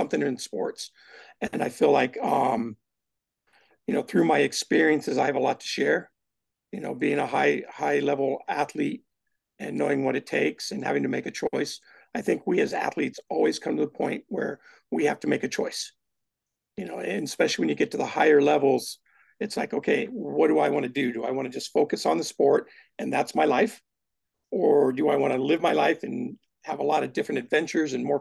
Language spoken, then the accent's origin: English; San Diego, California, United States; moved away as an adult; also born or lived in Fort Ord, California / San Luis Obispo, California; I grew up down in San Diego